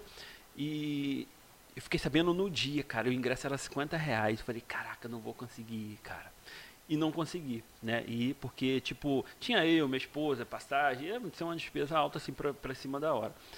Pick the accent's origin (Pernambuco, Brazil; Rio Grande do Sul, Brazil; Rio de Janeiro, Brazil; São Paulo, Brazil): Rio de Janeiro, Brazil; Magé; sou de Magé mesmo, né? Nascido e criado